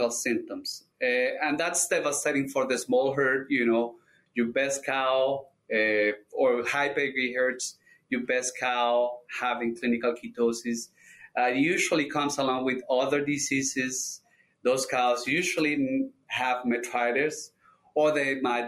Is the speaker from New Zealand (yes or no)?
no; Colombia; moved away as an adult; now in Michigan, United States; I'm originally from Colombia. I received my DVM down there at the Universidad Nacional de Colombia.